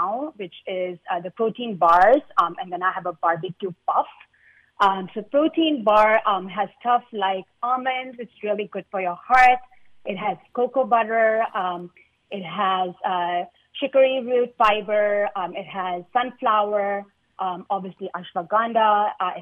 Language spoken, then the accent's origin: English; India; I'm Indian